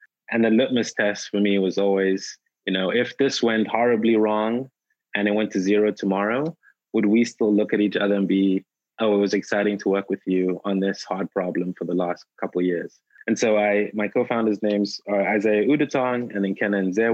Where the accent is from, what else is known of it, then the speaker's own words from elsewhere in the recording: South Africa; moved away as an adult; also born or lived in Durham, North Carolina, United States; now in Nigeria; I was born in Nigeria, grew up in South Africa.